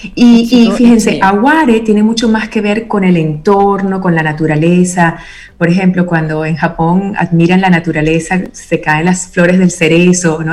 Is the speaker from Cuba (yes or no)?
no; Venezuela; crecí en Venezuela, con mi familia materna italiana